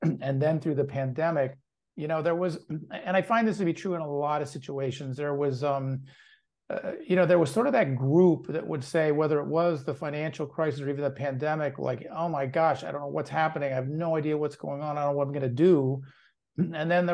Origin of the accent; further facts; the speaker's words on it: Pennsylvania, United States; moved away as an adult; also born or lived in Milwaukee, Wisconsin / New York City / Los Angeles; I grew up in Pennsylvania